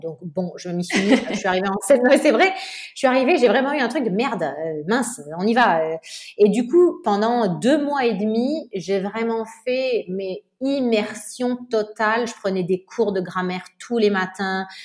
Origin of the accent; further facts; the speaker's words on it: Nice, Provence-Alpes-Côte d'Azur, France; moved away as an adult; also born or lived in Paris; j'ai grandi à Nice